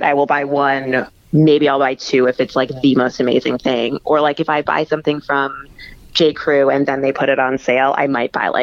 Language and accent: English; Midwest, United States; also born or lived in Texas; now in New York, United States; I'm from the Midwest and then I lived in Texas